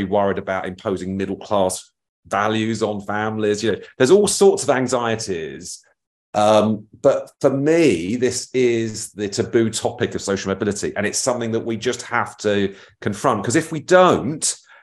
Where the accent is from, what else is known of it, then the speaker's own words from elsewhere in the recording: Feltham, London, United Kingdom; I'm from Feltham